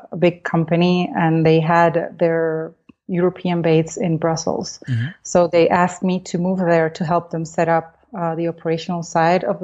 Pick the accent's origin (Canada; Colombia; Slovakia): Colombia; Cali, Valle del Cauca; English is a second language; moved away as an adult; also born or lived in United States / France / Belgium; I am currently in Colombia, in Cali, which is my hometown